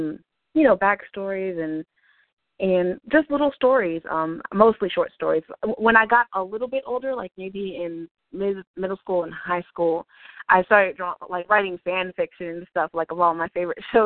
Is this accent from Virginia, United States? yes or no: yes; Virginia Beach, Virginia, United States; moved away as an adult; also born or lived in New Orleans, Louisiana; now in Savannah, United States; Virginia Beach, actually. I was pretty much raised there